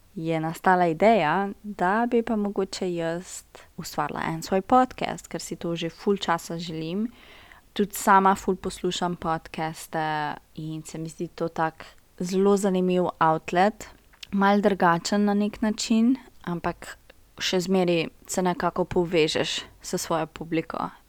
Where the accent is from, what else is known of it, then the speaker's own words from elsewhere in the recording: Brežice, Lower Sava, Slovenia; moved away as an adult; now in Ljubljana, Slovenia; Prihajam iz Brežic, za vse tiste, ki ne veste, Brežice so Štajerska